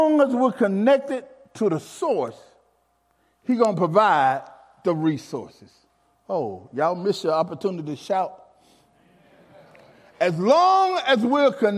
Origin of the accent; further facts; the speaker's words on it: Alabama, United States; as a young man growing up in Alabama, I really didn't know we was poor or where I'm from, poor